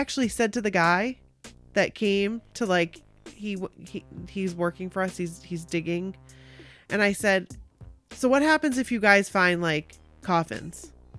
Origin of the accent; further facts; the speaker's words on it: Chicago, Illinois, United States; I grew up in Chicago.